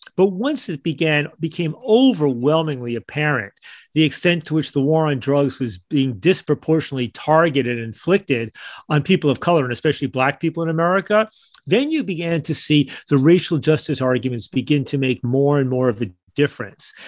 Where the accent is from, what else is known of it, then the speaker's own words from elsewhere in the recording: United States; as an American